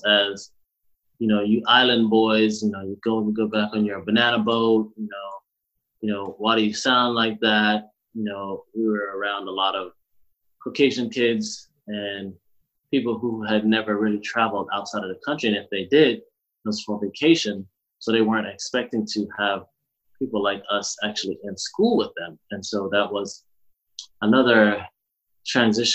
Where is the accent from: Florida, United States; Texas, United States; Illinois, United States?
Florida, United States; South; also born or lived in Alabama / Jamaica; I lived most of my, I guess, middle school, high school time in South Florida